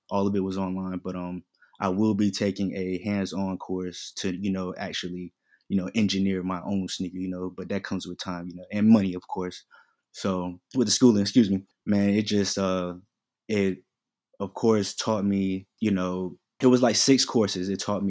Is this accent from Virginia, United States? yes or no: no; Queens, New York, United States; also born or lived in North Carolina; I'm originally from Queens, New York. You know what I mean? Moved down here. My pops moved us down here. So we've been back and forth between North Carolina and New York.